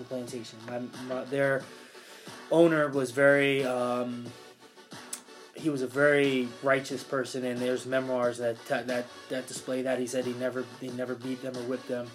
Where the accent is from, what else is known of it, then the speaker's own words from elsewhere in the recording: Philadelphia, Pennsylvania, United States; also born or lived in Pittsburgh; I was always in Philly because where I swam was in Philly. So I was always here